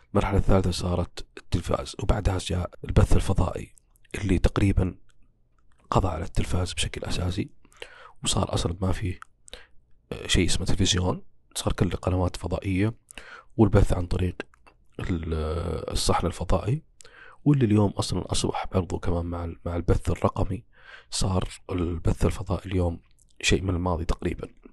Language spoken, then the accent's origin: Arabic; Saudi Arabia; عندنا كسعوديين